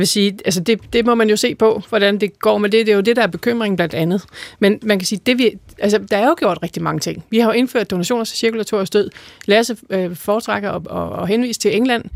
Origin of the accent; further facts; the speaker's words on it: Denmark; vi er som danskere